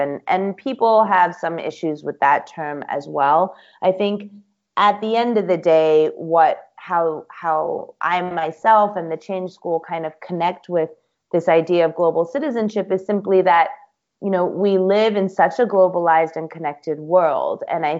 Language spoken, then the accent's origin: English; Singapore; My parents, my mom's Taiwanese, my dad's Ethiopian, but then I grew up in Singapore.